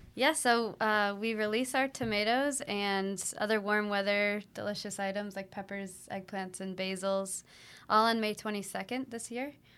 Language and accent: English; Ipswich, Massachusetts, United States; I grew up in Ipswich, Massachusetts